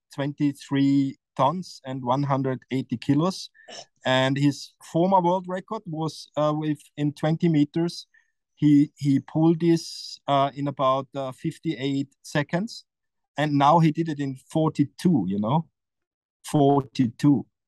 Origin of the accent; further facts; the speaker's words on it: Austria; English is a second language; it's my hometown you know and it's it's a very powerful place